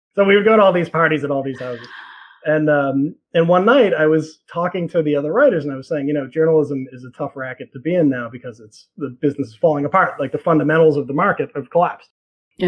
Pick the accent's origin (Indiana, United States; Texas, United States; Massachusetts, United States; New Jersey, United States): Massachusetts, United States; Boston; moved away as an adult; now in New York, United States; I grew up in Boston.